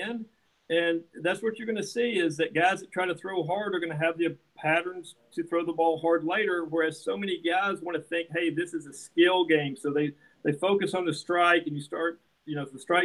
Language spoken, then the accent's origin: English; Kentucky, United States; moved away as an adult; also born or lived in Nashville, Tennessee; now in Huntington Beach, United States; I grew up in Kentucky, so basketball is religious